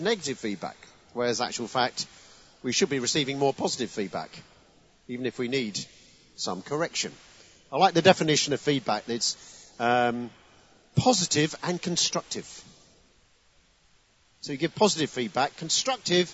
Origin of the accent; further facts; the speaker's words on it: Chelmsford, East of England, United Kingdom; now in Kent, United Kingdom; Essex, come on. My home county.